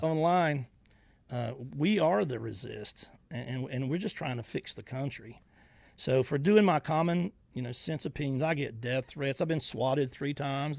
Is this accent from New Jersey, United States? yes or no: no; Georgia, United States; now in Northwest Florida, United States